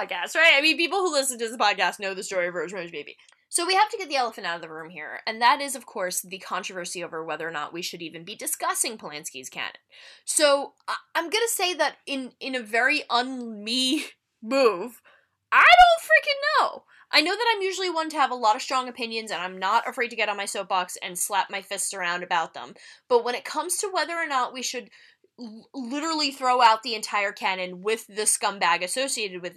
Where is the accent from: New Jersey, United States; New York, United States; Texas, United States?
New Jersey, United States; We're from Jersey